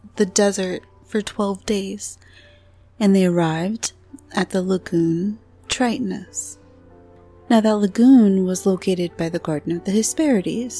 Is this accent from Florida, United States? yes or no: yes; Florida, United States; moved away; I'm from Florida